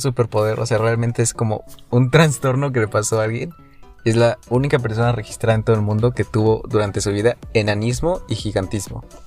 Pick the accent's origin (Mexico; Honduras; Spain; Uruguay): Mexico; Yo soy promedio. Soy el promedio mexicano.